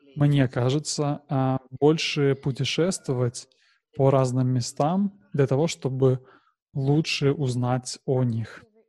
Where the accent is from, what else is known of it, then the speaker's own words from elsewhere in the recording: Nepal; я горжусь тем, что я родился в Непале